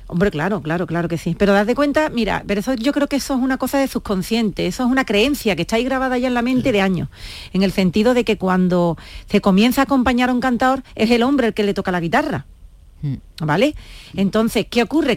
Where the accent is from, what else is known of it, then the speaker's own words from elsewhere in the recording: Jerez de la Frontera, Andalusia, Spain; aquí en el, ayuntamiento de mi tierra, de Jerez